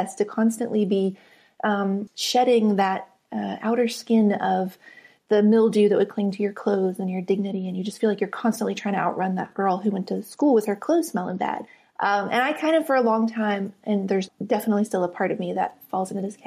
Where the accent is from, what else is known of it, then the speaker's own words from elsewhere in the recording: West Virginia, United States; moved away as an adult; I grew up in West Virginia on the very top of a mountain